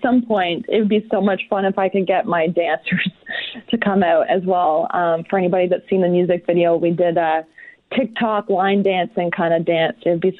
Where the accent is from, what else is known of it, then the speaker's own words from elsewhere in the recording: Peterborough, Ontario, Canada; my hometown of Peterborough.